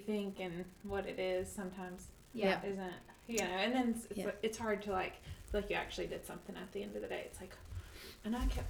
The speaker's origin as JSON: {"language": "English", "town": "Seneca", "country": "United States", "tie": "born or raised there", "said": "I grew up in Seneca."}